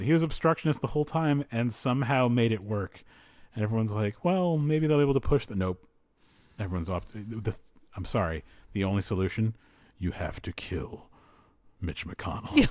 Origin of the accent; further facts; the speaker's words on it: East Coast, United States; moved away; I grew up on the East Coast